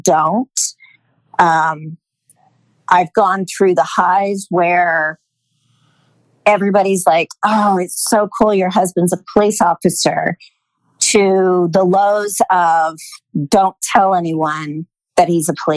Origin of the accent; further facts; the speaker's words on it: Idaho, United States; moved away as an adult; also born or lived in Los Angeles, California; now in Austin, United States; I was from Idaho and moved to California, LA to be with him